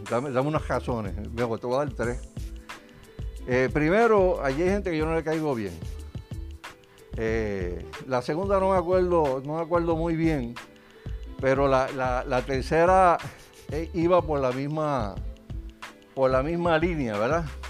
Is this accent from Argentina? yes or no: no; Puerto Rico; nosotros como puertorriqueños